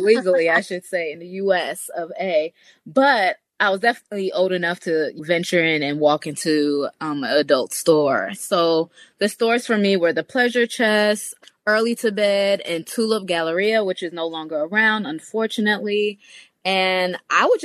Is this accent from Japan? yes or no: no; Jamaica; I'm Jamaican. I was born in Jamaica